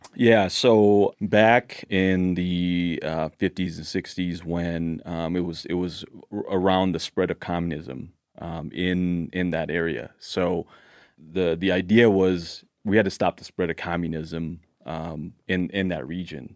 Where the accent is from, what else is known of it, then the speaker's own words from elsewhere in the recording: Laos; now in Blaine, United States; I was born in Laos